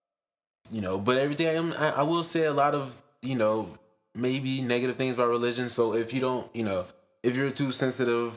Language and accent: English; Detroit, Michigan, United States; We're two people from Detroit, two artists from Detroit